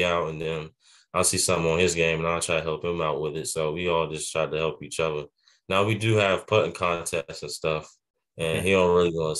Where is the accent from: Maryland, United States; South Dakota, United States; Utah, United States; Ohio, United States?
Maryland, United States; Clinton; also born or lived in Charlotte, North Carolina; Well, I'm from Clinton, Maryland. I was born in Charlotte, North Carolina, but I was just raised in Maryland, raised in the Prince George's County area. And I played golf around there in that area. And I just grew up in the ranks around there.